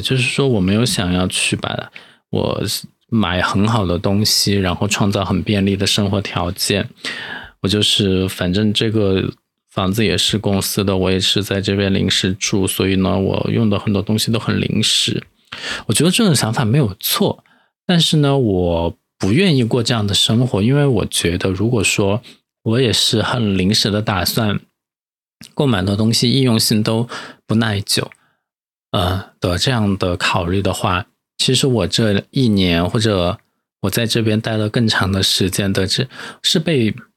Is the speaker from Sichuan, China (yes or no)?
yes; Chengdu, Sichuan, China; moved away as an adult; now in Sanya, China; 我是成都人